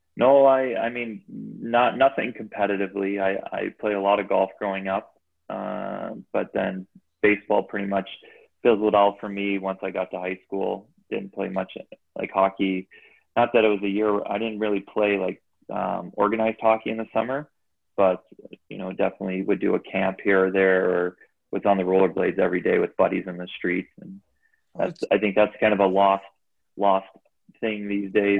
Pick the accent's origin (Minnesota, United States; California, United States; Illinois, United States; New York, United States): Illinois, United States; Chicago; I grew up in Chicago